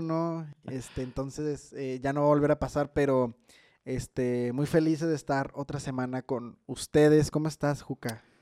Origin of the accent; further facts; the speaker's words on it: Mexico; como mexicanos